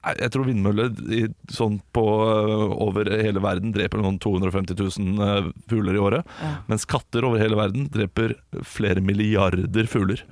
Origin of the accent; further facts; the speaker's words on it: Ålesund, Møre og Romsdal, Norway; Jeg kommer fra Ålesund. Ålesund. Midt i byen